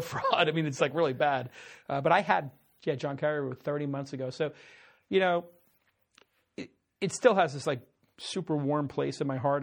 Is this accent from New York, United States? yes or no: yes; New York City, New York, United States; I grew up in Brooklyn.